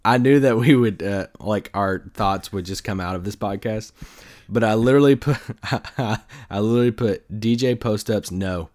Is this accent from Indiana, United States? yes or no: no; Kentucky, United States; moved away; back in my home state in Kentucky